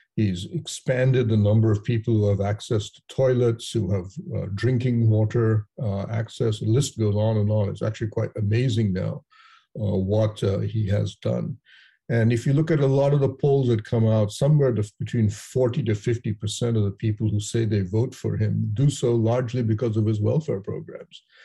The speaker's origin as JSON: {"language": "English", "town": "Kolkata", "region": "West Bengal", "country": "India", "said": "I'm a Bengali from Calcutta"}